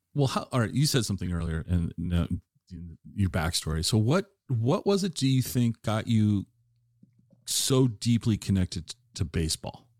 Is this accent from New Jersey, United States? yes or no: no; Tacoma, Washington, United States; I, I grew up in Tacoma